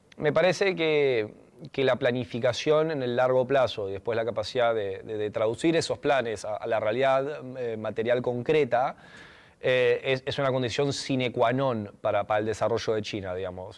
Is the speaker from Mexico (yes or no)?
no; Argentina; siendo occidental, siendo latino, siendo argentino